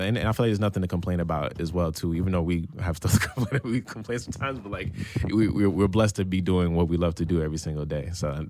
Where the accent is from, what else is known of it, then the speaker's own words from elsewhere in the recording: Newark, New Jersey, United States; Now I'm from Newark, New Jersey, and, you know, obviously I grew up rough, but I'm from Haitian descent